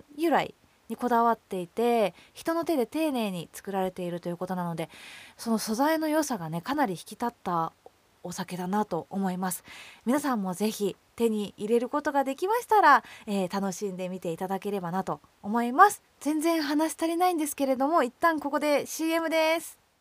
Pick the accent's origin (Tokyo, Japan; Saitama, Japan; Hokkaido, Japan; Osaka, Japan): Saitama, Japan; 私の地元浦和には実は唯一一つしか酒蔵がなくて